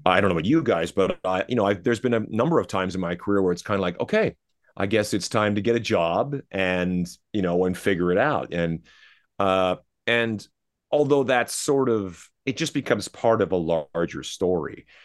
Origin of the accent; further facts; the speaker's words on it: Canada; I'm Canadian